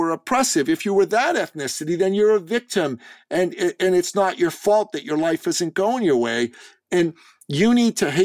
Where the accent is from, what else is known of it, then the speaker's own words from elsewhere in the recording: Iran; moved away; I'm an immigrant from the Middle East. I'm a Christian from Iran. And in my home country, being an ethnic Christian